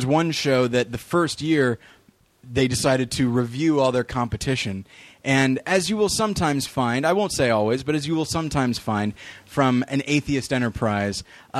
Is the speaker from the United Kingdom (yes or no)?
no; Taft, California, United States; born there; I lived several places. I was born in Taft, California, which is in the Bakersfield area.